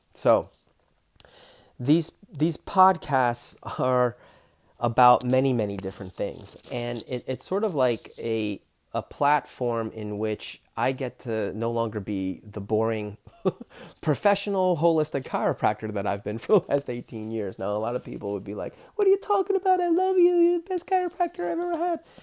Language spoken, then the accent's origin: English; New York, United States; I was born in New York, Queens, New York